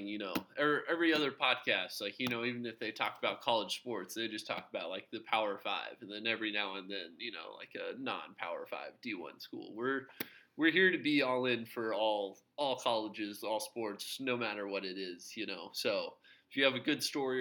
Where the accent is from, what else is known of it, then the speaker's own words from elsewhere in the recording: Houston, Texas, United States; I'm from Houston